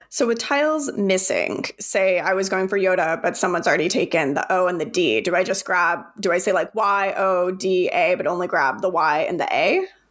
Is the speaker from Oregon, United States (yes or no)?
no; Arizona, United States; I'm from Arizona